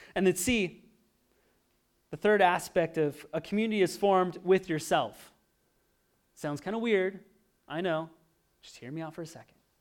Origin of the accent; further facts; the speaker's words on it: Oregon, United States; moved away; I grew up in Oregon